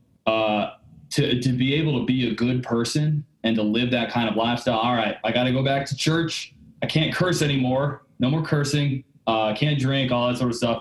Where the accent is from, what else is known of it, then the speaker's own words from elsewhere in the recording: Dallas, Texas, United States; now in Houston, United States; I grew up in Dallas, Texas. So I live in Houston now